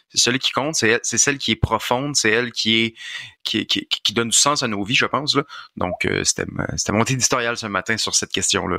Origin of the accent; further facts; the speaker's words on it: Quebec, Canada; Je suis un Québécois, je suis un francophone